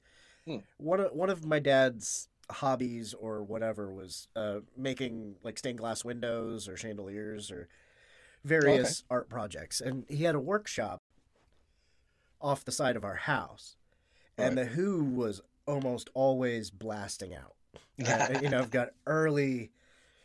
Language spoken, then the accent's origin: English; United States; as an American